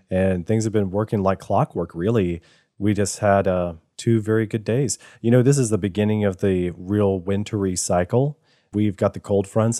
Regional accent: Virginia, United States; now in Georgia, United States; I, I was born in Virginia.

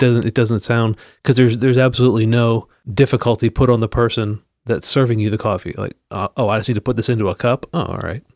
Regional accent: Pennsylvania, United States; moved away; I grew up in Pennsylvania

